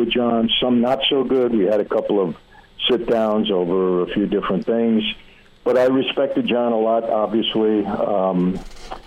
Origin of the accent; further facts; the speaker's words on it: New York City, New York, United States; we're two guys from Brooklyn